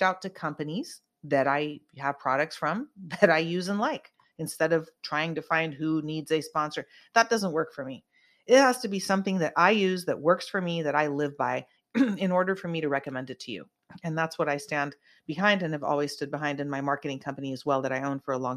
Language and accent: English; Santa Cruz, California, United States; I'm from Santa Cruz. We grew up like